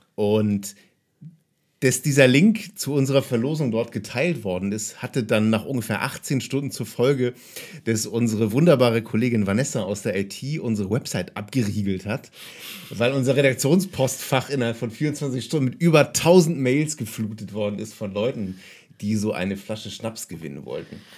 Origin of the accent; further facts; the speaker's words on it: Kiel, Schleswig-Holstein, Germany; zweite Bar in meiner Heimatstadt Kiel, in der ich gearbeitet habe